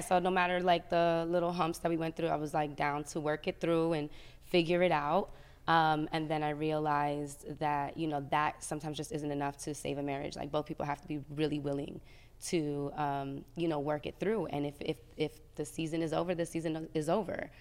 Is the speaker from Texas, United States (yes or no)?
no; New Jersey, United States; I'm from Jersey